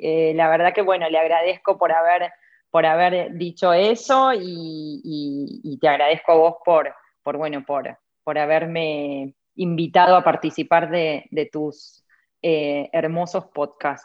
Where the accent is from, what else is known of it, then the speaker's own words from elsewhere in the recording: Buenos Aires, Argentina; moved away as an adult; also born or lived in Santiago, Chile / London, United Kingdom; now in North Carolina, United States; soy argentina, que no sé, eh, que oriunda de Villa de Voto, siempre lo digo, porque no es lo mismo nacer en Capital Federal que en Villa de Voto